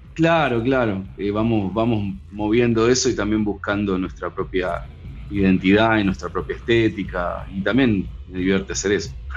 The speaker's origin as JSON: {"language": "Spanish", "town": "Ituzaingó", "region": "Buenos Aires Province", "country": "Argentina", "tie": "born or raised there", "said": "yo me crié en Ituzaingó"}